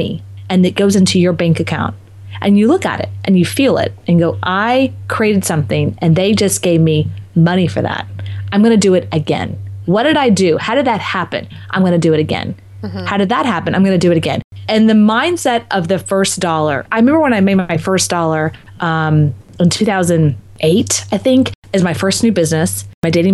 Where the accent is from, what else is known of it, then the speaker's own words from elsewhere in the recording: Texas, United States; moved away; also born or lived in Marco Island, Florida; I'm also from Texas. So it was kind of coming home as well.